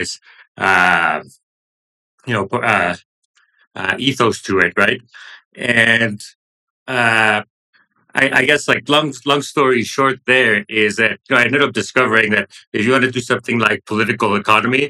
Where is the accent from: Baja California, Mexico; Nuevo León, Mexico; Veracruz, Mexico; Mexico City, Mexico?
Nuevo León, Mexico; Monterrey; I grew up in Monterrey, the city in northern Mexico, close to the Texas border